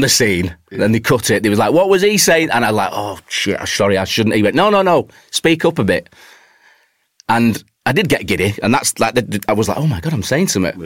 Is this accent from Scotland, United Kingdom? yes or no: no; Warrington, North West England, United Kingdom; moved away as an adult; also born or lived in Manchester; now in London, United Kingdom; I was growing up in Warrington. My my family is still in Warrington.